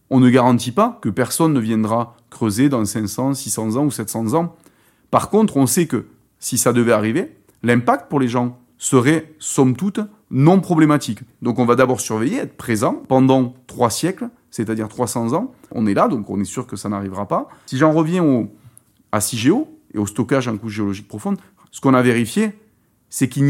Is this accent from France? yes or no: yes; France; En l'occurrence, chez nous en France, pour nos centres de stockage, c'est l'argile.